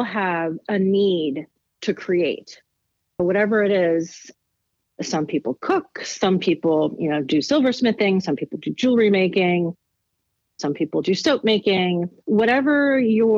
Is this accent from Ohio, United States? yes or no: yes; Athens, Ohio, United States; moved away as an adult; also born or lived in Marietta, Ohio / Cleveland, Ohio / Chicago, Illinois; I was born in Marietta, Ohio, and spent the first 18 years of my life in a small college town, Athens, Ohio